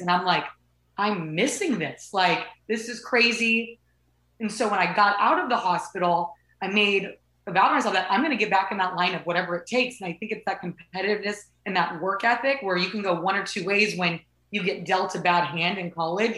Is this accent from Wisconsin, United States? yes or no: no; Southern California, United States; moved away as an adult; also born or lived in Oklahoma; I grew up in Southern California